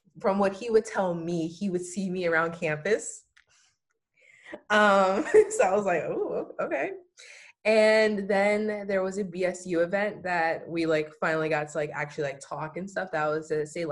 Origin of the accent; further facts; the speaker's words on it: New Orleans, Louisiana, United States; moved away as an adult; now in California, United States; I'm from New Orleans, born and raised